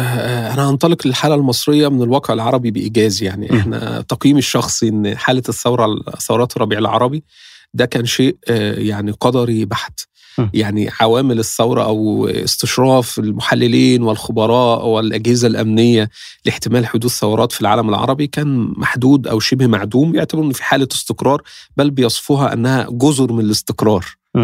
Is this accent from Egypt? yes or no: yes; Egypt; احنا مصر